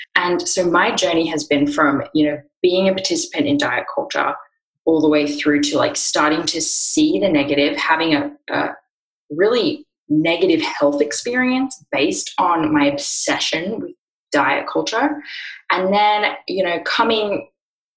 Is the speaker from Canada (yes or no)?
no; Australia; now in Austin, United States; I live in Austin, Texas, but as you can hear from my voice, I'm from Australia